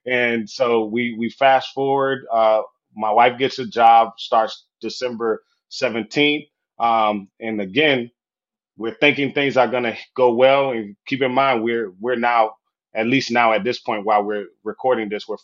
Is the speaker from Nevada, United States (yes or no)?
no; Florida, United States; moved away as an adult; also born or lived in Southwest Michigan; I'm from Florida, by the way. So I'm a Sunshine State boy